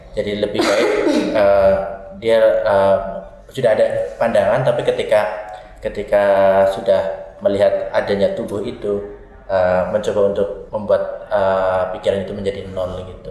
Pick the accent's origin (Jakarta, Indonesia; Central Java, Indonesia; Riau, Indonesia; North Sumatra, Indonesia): Central Java, Indonesia; Banyumas; saya mulai belajar tari tradisi sejak waktu saya SMA, hmm. SMK Sendang Mas Banyumas di Banyumas